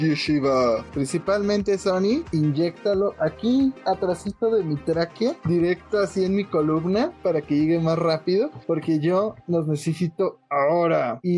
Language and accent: Spanish; Mexico